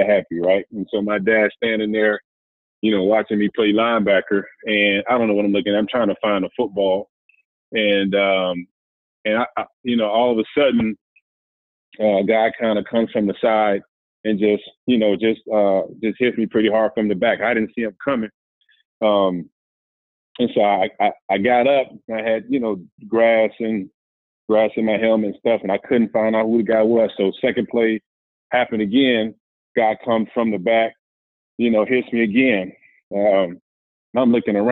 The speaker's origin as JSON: {"language": "English", "town": "Miami", "region": "Florida", "country": "United States", "said": "I'm from Miami, Florida"}